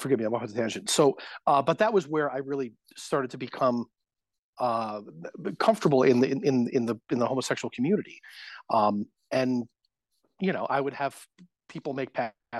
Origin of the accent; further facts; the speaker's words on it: Connecticut, United States; I grew up playing sports, and I was a kid from Connecticut.